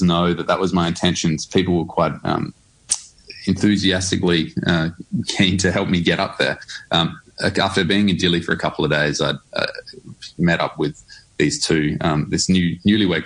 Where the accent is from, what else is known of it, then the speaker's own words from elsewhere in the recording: Adelaide, South Australia, Australia; my hometown of Adelaide